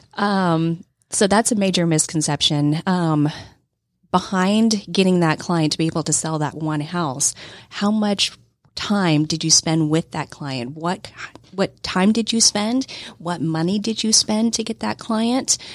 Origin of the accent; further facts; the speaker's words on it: Texas, United States; I grew up poor kid in Texas